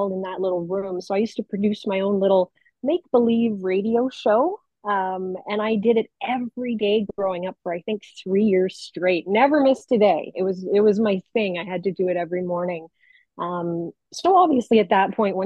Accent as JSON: {"language": "English", "town": "Hamilton", "region": "Ontario", "country": "Canada", "tie": "born or raised there", "said": "I grew up in Hamilton, Ontario, born, raised, and kind of never left"}